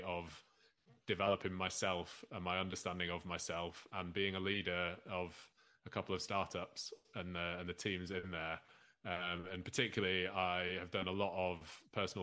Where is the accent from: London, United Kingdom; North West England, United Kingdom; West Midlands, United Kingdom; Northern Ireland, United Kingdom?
North West England, United Kingdom; Lancashire; moved away; I'm a lapsed Lancastrian, although it's a good few years since I lived in Lancashire